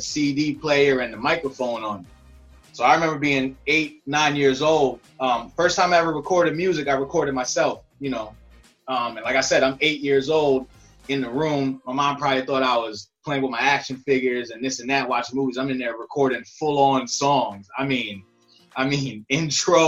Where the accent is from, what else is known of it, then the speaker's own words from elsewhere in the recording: Rockland County, upstate New York, United States; I'm from New York. I'm from upstate New York, Rockland County.